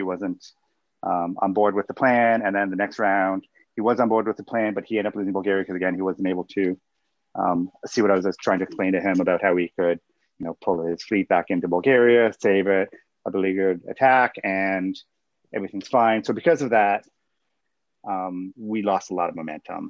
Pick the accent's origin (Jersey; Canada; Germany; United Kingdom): Canada; I am Canadian